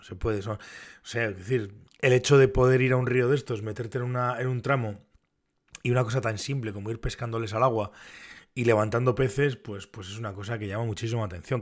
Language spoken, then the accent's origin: Spanish; Navarre, Spain; como Navarro y como pescador en Navarra